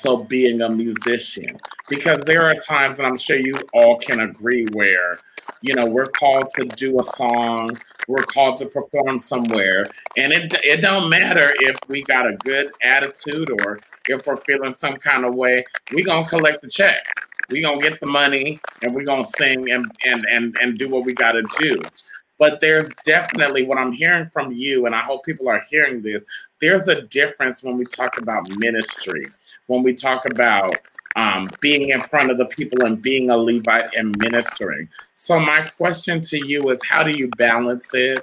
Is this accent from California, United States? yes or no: yes; Rancho Cucamonga, California, United States; I grew up in Rancho Cucamonga, California